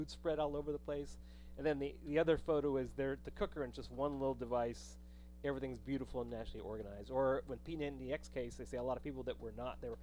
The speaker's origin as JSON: {"language": "English", "region": "New Mexico", "country": "United States", "tie": "born or raised there", "said": "I grew up in New Mexico"}